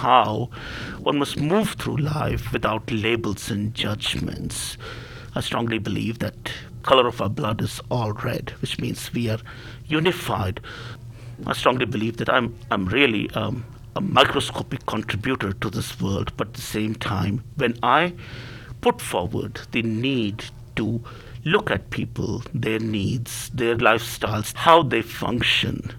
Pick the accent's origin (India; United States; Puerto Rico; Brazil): India; moved away; I was originally born and raised in India